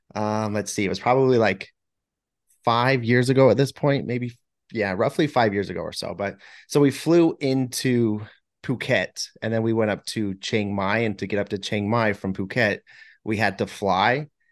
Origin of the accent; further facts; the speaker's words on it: United States; growing up in America